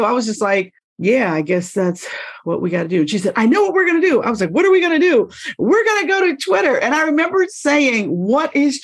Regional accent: Pittsburgh, Pennsylvania, United States; moved away as an adult; now in Philadelphia, United States; I worked for the NBC stations in Pittsburgh in my hometown

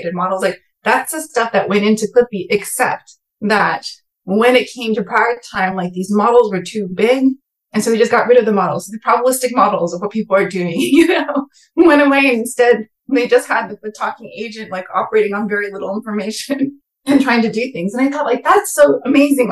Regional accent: California Bay Area, United States; moved away as an adult; also born or lived in East Coast; I grew up in the California Bay Area

